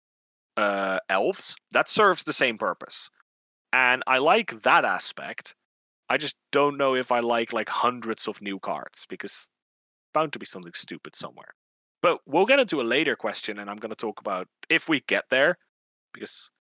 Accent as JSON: {"language": "English", "country": "Netherlands", "said": "I'm from the Netherlands"}